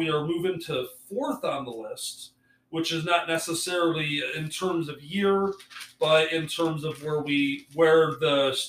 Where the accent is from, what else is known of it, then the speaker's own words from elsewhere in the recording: Michigan, United States; So I grew up in Michigan